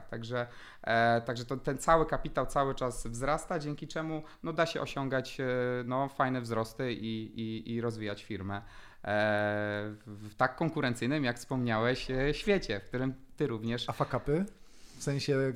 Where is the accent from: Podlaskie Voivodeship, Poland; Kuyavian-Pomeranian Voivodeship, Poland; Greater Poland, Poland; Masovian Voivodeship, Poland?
Greater Poland, Poland; Poznań; też było poszanowanie każdej złotóweczki, jesteśmy z Poznania